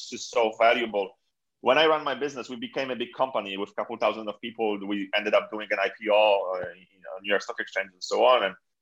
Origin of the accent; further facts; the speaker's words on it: Poland; moved away; I come from Poland